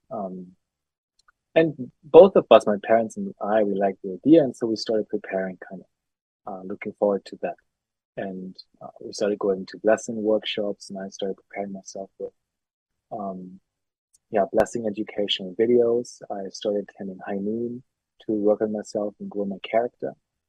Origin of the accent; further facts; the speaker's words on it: Germany; I'm from Germany.